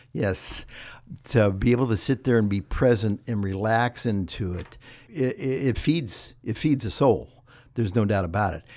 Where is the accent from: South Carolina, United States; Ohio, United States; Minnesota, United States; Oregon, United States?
Ohio, United States; moved away; I grew up in Ohio